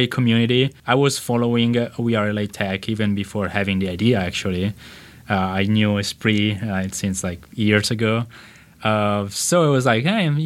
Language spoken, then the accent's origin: English; Italy; accent: Italian; English is a second language; now in Los Angeles, United States; from Italy, as you can tell from my accent